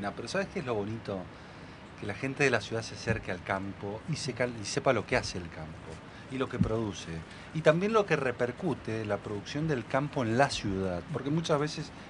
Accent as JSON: {"language": "Spanish", "region": "Mendoza", "country": "Argentina", "said": "Yo les recomiendo como mendocino que pasen por el stand de Mendoza"}